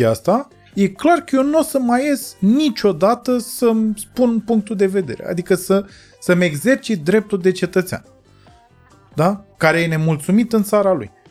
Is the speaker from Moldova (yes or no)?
no; Romania; mie mi se pare că 10 august pentru noi ca români semnifică uh, o, o, o, un punct